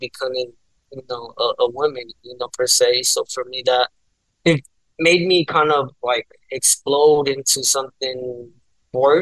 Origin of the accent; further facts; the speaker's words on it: San Bernardino, California, United States; also born or lived in Anaheim; Born and raised in San Bernardino, man, all my life